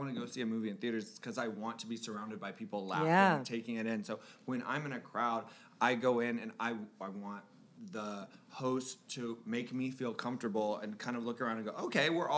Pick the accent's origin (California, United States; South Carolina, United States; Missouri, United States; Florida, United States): Florida, United States; I'm from Florida